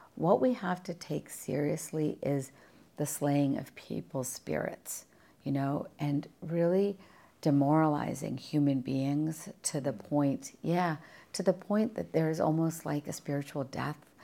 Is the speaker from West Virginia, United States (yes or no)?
yes; West Virginia, United States; moved away as an adult; also born or lived in India; now in Virginia, United States; my hometown in West Virginia